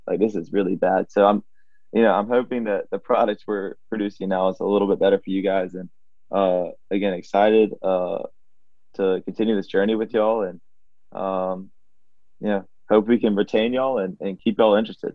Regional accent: Alabama, United States; my home state

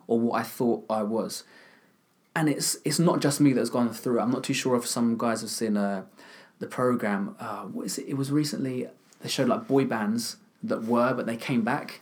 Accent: Kent, South East England, United Kingdom; I'm from, not from London, I'm from Kent, so I'm a bit of a country boy.

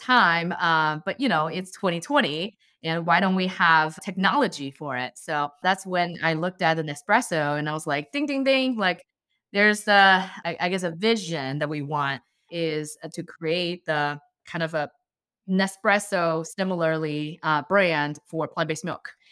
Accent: China; English is a second language; also born or lived in Bay Area, United States; now in Columbus, United States; I'm a Chinese immigrant and, uh, I moved to the States in two thousand nine. And growing up in China, I always drink homemade plant-based milk.

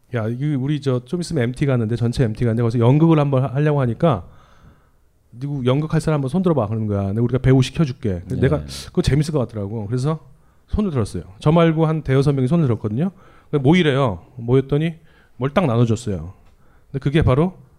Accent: Seoul, South Korea; 제가 그 강남 출신이에요. 서울고등학교 나왔거든요. 서초동에 있어요

